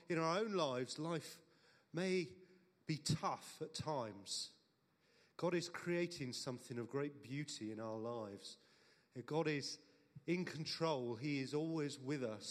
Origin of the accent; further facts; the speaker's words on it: Cornwall, South West England, United Kingdom; I am Cornish